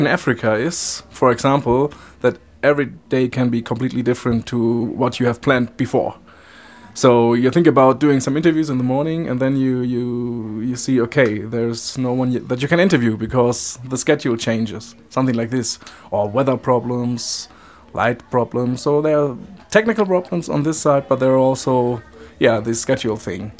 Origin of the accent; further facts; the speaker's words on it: Dortmund, North Rhine-Westphalia, Germany; I'm also from Dortmund